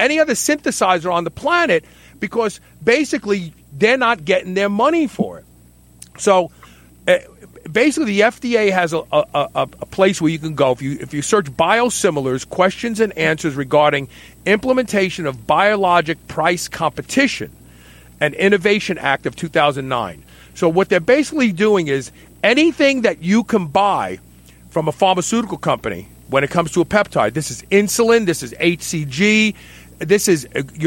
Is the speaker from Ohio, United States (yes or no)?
no; Kentucky, United States; right here in my home state, Hodgensville